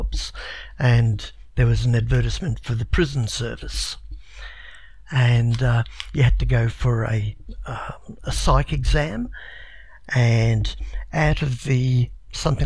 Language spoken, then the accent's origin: English; Broadmeadows, Victoria, Australia; also born or lived in England; Grew up in Broadmeadows.